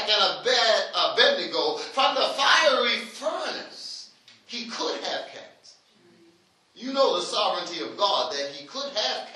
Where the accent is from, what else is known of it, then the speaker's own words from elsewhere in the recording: Halifax, Nova Scotia, Canada; I hail from Africville.